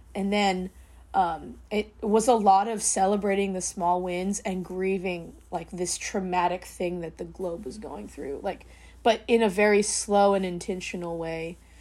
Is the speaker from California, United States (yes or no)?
yes; the Bay Area, California, United States; growing up in the Bay in a huge Filipino family